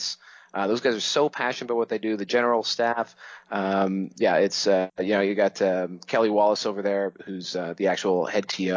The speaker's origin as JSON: {"language": "English", "town": "Toronto", "region": "Ontario", "country": "Canada", "tie": "born or raised there", "said": "Here in my hometown of Toronto, which is Canada's largest city"}